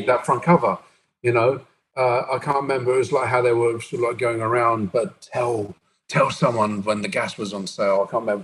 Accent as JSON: {"language": "English", "town": "Brighton", "region": "South East England", "country": "United Kingdom", "tie": "born or raised there", "said": "I grew up in Brighton, which was a fantastic melting pot for liberal views"}